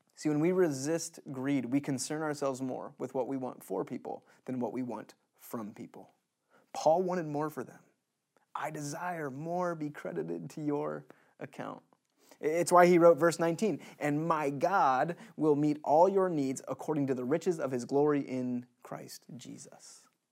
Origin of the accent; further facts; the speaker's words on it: United States; As American citizens in twenty twenty